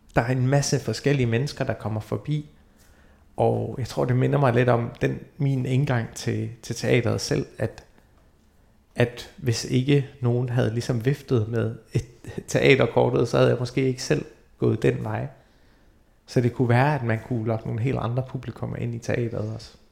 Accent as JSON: {"language": "Danish", "country": "Denmark", "tie": "born or raised there", "also_born_or_lived": "Iraq", "said": "jeg er født i Irak og kom til Danmark i 92"}